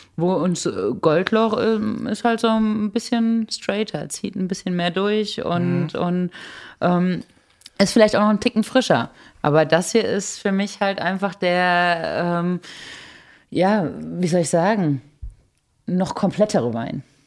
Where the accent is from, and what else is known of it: Germany